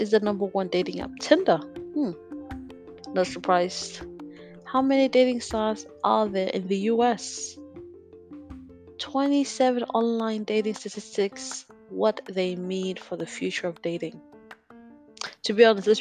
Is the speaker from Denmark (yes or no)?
yes; Denmark; I'm gonna spoil where I'm from. I grew up in Denmark